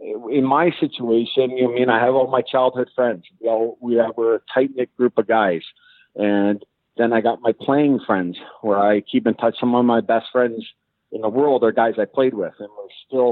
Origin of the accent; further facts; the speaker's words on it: Kitchener, Ontario, Canada; my hometown in Kitchener